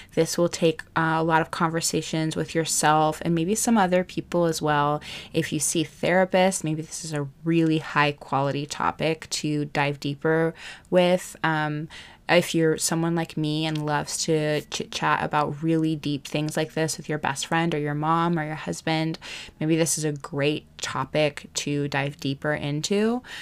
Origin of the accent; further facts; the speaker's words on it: Hawaii, United States; I grew up in Hawaii